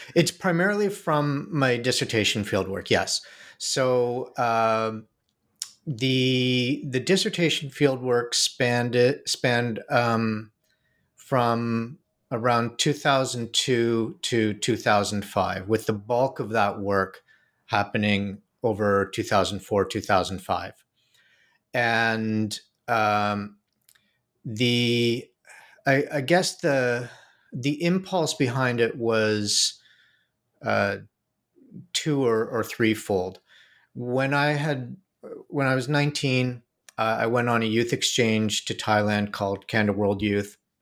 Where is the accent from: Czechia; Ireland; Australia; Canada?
Canada; Toronto, Ontario; moved away as an adult; also born or lived in New York; I grew up in Canada, in Toronto